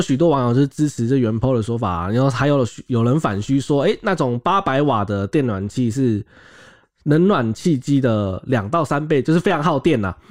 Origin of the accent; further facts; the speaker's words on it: Miaoli County, Taiwan; now in Taipei, Taiwan; 因为我是苗栗人，我在苗栗读书的时候